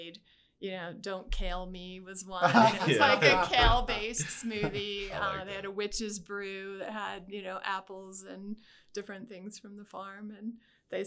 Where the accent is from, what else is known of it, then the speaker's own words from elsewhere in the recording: United States; moved away as an adult; also born or lived in Pennsylvania / West Virginia; now in Fort Collins, United States; I'm not originally from Fort Collins. I grew up in Pennsylvania and West Virginia.